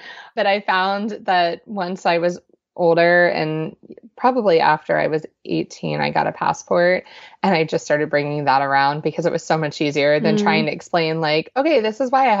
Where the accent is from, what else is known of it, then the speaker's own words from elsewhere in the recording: Panama; born there; I was born in Panama in Central America.